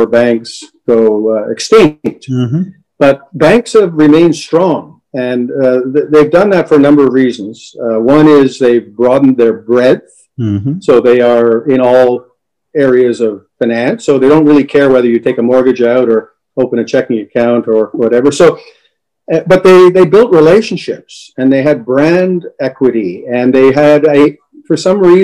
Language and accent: English; Montreal, Quebec, Canada; I was born and raised in Montreal